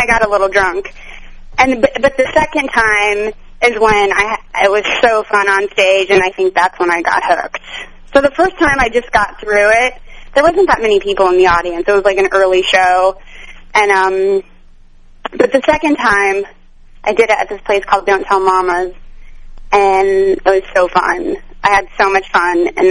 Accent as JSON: {"language": "English", "town": "Pueblo", "region": "Colorado", "country": "United States", "tie": "born or raised there", "also_born_or_lived": "New York", "moved": "yes", "lives_now": "Los Angeles, United States", "said": "I grew up in Pueblo, Colorado"}